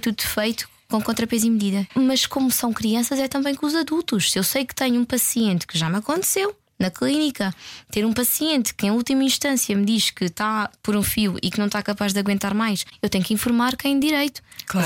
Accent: Évora, Alentejo, Portugal; Eu não sou de cá, sou de Évora.

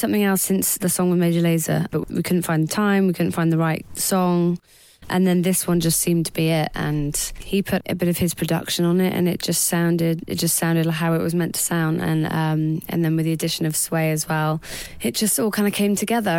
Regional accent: England, United Kingdom; I'm such an English girl through and through.

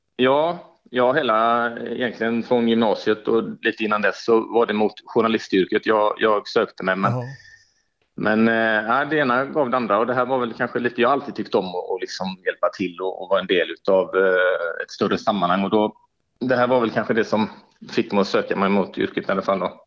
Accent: Gothenburg, Västra Götaland, Sweden; also born or lived in Umeå; jag är född och uppväxt och boendes på Hisingen

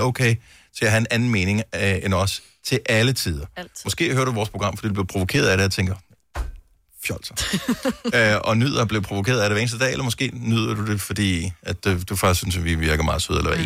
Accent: Esbjerg, Southern Denmark, Denmark; min fødeby, Esbjerg

